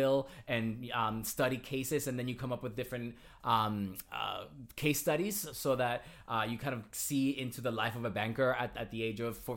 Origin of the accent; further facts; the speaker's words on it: Toa Alta, Puerto Rico; moved away; also born or lived in Carolina, Puerto Rico / Caguas, Puerto Rico / Yonkers, New York; So I was born and raised in Puerto Rico.